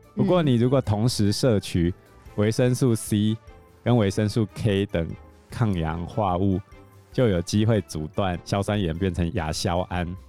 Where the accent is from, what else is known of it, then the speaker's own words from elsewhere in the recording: Taiwan; 我们台湾人